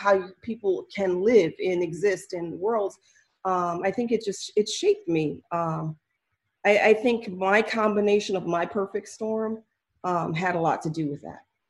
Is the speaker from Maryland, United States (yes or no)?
yes; Maryland, United States; I moved around a lot, but I grew up mostly, I want to say Maryland is the home base. That's where my family's from.